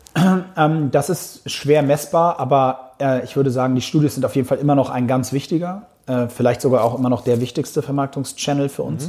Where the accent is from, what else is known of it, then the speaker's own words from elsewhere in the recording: Hamburg, Germany; für einen gebürtigen Hamburger